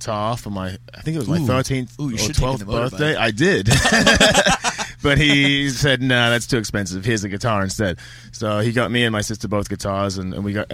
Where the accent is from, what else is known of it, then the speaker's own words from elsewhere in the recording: Kandanga, Queensland, Australia; also born or lived in Ipswich, Queensland; We originally lived in Ipswich, which is like about an hour from Brisbane. And then when I was about grade three, so about seven, we moved to rural Queensland, like Kandanga, but in the Gympie area.